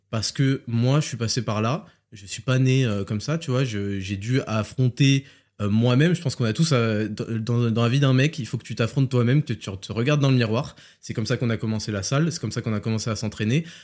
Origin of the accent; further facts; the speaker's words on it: France; je suis né en France. Hein, mes parents viennent d'Algérie